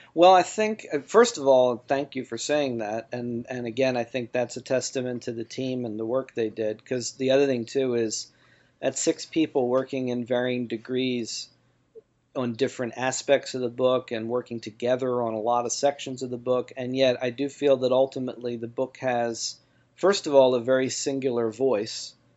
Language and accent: English; Baltimore, Maryland, United States; in Baltimore, in my hometown